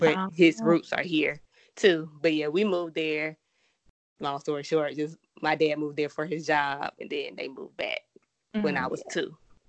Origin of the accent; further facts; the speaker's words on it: Georgia, United States; also born or lived in South Carolina; I wasn't born here, but raised here. Now my family was here. I was born somewhere else. Then my family was moving back when we moved back to Georgia.